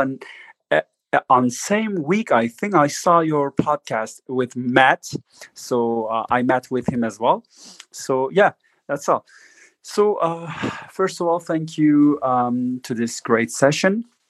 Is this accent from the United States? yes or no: no; Turkey; I'm just uh, coming from Turkey